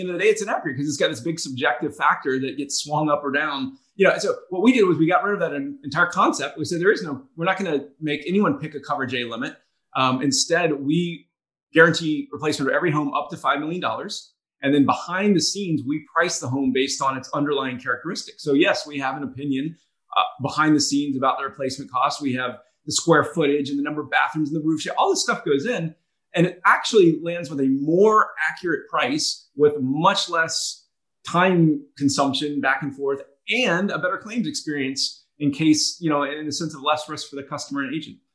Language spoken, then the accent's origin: English; Atlanta, Georgia, United States; also born or lived in North Carolina / Boston; now in Charleston, United States; I, actually went to college in uh, in North Carolina and grew up in Atlanta